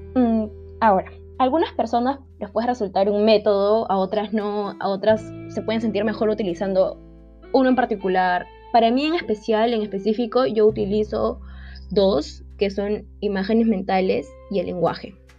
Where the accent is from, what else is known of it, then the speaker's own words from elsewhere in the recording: Lima, Peru; soy de Lima, Perú.